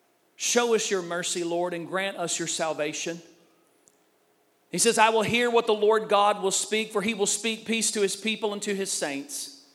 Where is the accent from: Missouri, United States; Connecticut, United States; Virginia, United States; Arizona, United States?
Missouri, United States; Puxico; I'm from Puxico, Missouri.